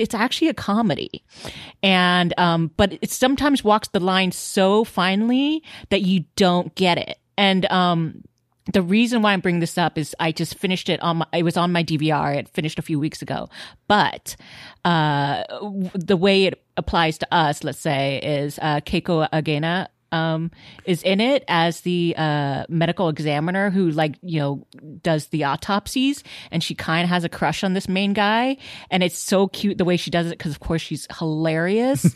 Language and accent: English; Houston, Texas, United States; now in Los Angeles, United States; I grew up in Houston, Texas, and there are tons of Asians there